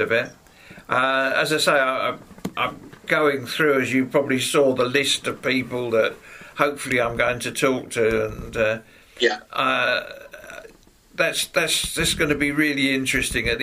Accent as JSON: {"language": "English", "town": "Sidcup", "region": "London", "country": "United Kingdom", "tie": "born or raised there", "also_born_or_lived": "Rochester / Heybridge Basin, Essex", "moved": "yes", "lives_now": "Spalding, United Kingdom", "said": "I was born in Sidcup."}